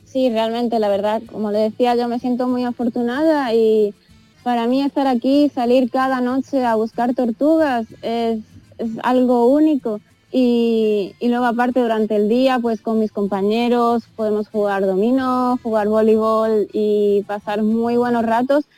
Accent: Spain; moved away; soy la única española

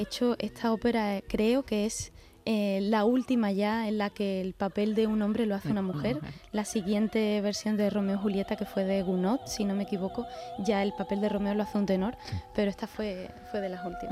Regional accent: Seville, Andalusia, Spain; Sevilla, que es mi tierra

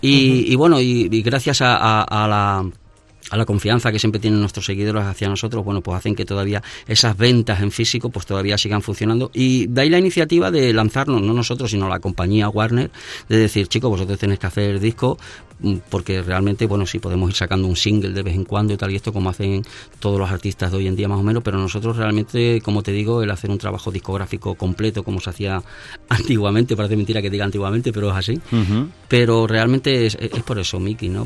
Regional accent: Madrid, Community of Madrid, Spain; nosotros somos madrileños

